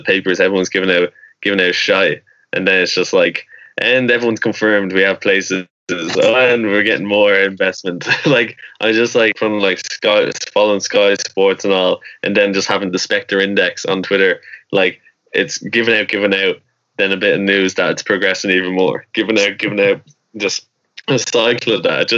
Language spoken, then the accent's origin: English; Ireland; we're Irish.